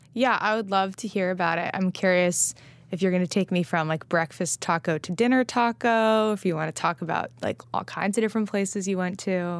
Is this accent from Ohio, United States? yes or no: no; California, United States; now in New York, United States; I'm from California, s, and I live in New York